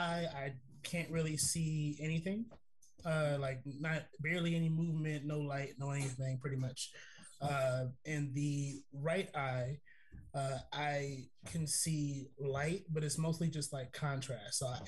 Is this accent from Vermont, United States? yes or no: no; Los Angeles, California, United States; I grew up in South Central Los Angeles